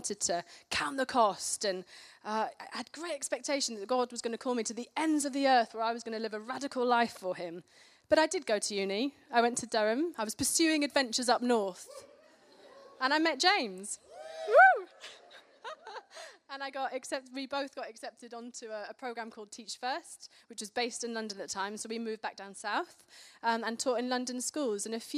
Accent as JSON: {"language": "English", "town": "Karachi", "region": "Sindh", "country": "Pakistan", "tie": "born or raised there", "said": "I grew up in Pakistan in Karachi as a missionary kid. I lived there for 10 years"}